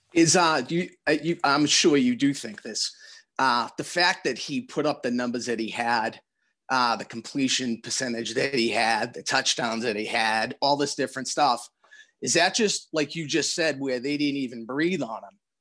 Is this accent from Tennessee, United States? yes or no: no; Randolph, Massachusetts, United States; moved away as an adult; now in Quincy, United States; I grew up in Randolph.